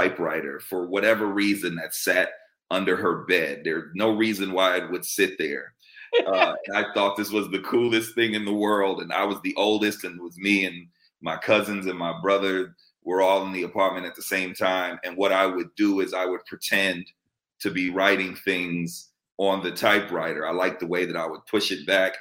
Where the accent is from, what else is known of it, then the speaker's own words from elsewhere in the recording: New York City, New York, United States; I'm a native New Yorker from New York City, born and raised in the Bronx.